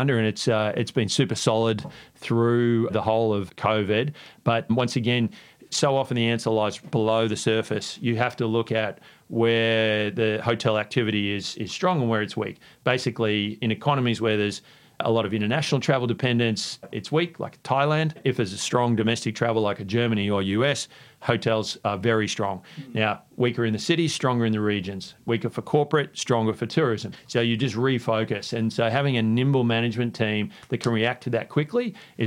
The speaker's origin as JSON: {"language": "English", "region": "Queensland", "country": "Australia", "tie": "born or raised there", "also_born_or_lived": "New York / London", "moved": "yes", "said": "I grew up in Queensland"}